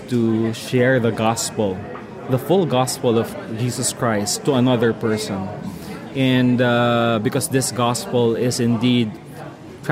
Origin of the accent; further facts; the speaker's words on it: Philippines; I'm from the Philippines